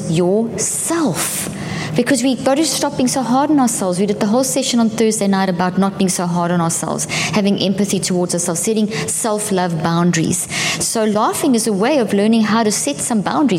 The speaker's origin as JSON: {"language": "English", "country": "South Africa", "also_born_or_lived": "Zimbabwe", "moved": "yes", "said": "I come from South Africa"}